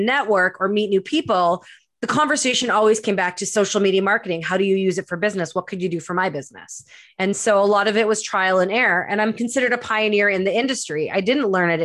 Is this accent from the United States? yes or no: no; Winnipeg, Manitoba, Canada; moved away as an adult; also born or lived in Edmonton, Alberta / Vancouver, British Columbia; now in Pemberton, Canada; I was born and raised in Winnipeg, Manitoba